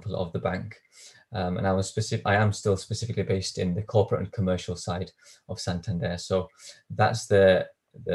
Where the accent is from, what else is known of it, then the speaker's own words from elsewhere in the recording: Bolton, North West England, United Kingdom; now in Manchester, United Kingdom; I was actually born and raised in Bolton.